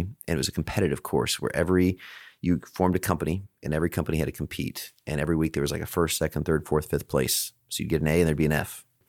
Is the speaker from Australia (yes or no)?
no; Alaska, United States; also born or lived in Chicago; now in Texas, United States; I grew up in Alaska